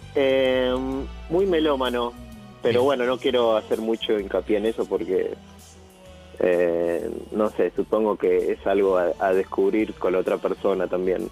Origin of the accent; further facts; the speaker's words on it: González Catán, Buenos Aires Province, Argentina; moved away as an adult; also born or lived in Paternal, Buenos Aires; now in Buenos Aires, Argentina; Ahora en Paternal, pero yo soy oriundo de zona oeste, González Catán.